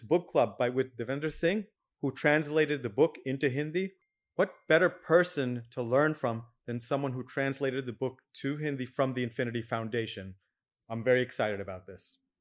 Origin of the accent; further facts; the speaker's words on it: United States; As an Indian American born here in America